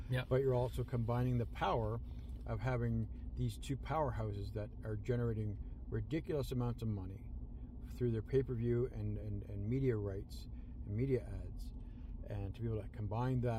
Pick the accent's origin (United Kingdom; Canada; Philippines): Canada; Cana- being Canadian proud, we are certainly happy that.